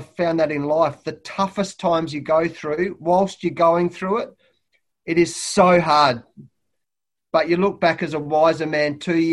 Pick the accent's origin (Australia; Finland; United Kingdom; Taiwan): Australia; being an Aussie bloke, an Aussie coach